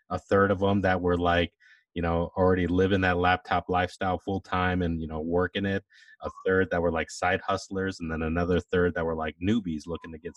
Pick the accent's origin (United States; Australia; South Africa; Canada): United States; Atlanta, Georgia; Yeah, I'm from Atlanta, Georgia, born and raised.